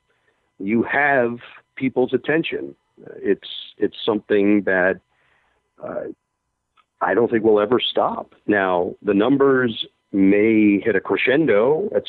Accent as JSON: {"language": "English", "town": "New York City", "region": "New York", "country": "United States", "tie": "born or raised there", "said": "when I grew up in Forest Hills"}